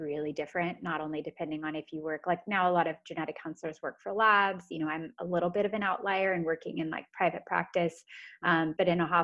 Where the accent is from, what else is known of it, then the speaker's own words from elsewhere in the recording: United States; I'm American